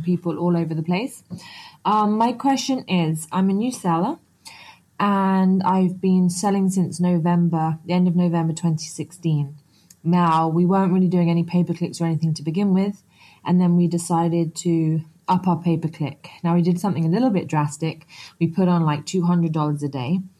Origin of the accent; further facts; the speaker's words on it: Antigua & Barbuda; I'm actually from Antigua in the Caribbean